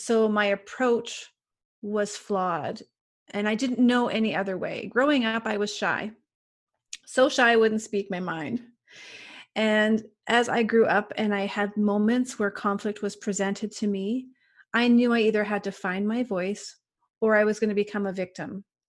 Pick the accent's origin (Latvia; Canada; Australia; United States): Canada; I'm from Canada